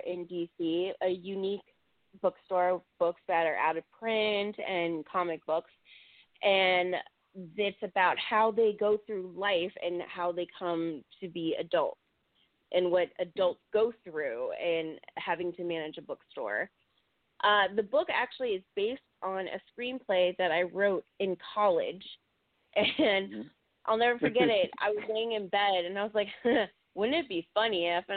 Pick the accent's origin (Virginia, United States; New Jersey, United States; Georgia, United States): Virginia, United States; I grew up in Virginia.